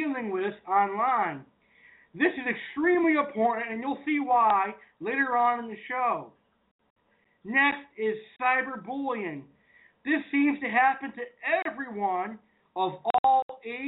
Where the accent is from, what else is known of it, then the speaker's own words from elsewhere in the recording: United States; I'm an American, I'm a hardworking American